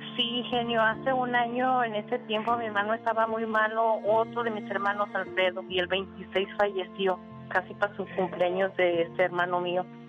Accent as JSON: {"language": "Spanish", "town": "San Miguel el Alto", "region": "Jalisco", "country": "Mexico", "said": "yo soy de San Miguel del Alto"}